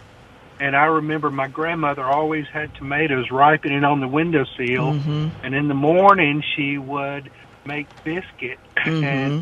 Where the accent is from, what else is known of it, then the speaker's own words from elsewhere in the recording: Florence, Mississippi, United States; I grew up down in Florence